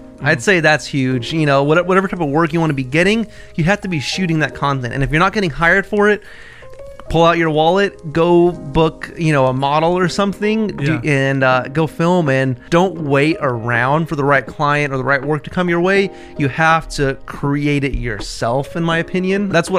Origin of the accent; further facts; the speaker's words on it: Bakersfield, California, United States; Bakersfield, California.